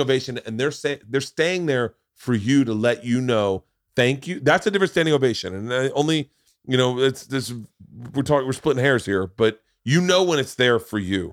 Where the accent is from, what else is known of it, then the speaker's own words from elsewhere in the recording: Tampa, Florida, United States; moved away; I grew up in Tampa, so all my friends were in Tampa